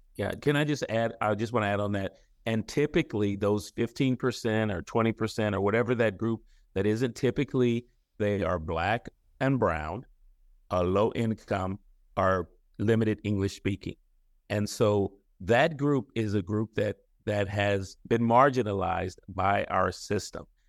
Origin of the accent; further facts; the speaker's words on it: San Francisco, California, United States; born and raised in San Francisco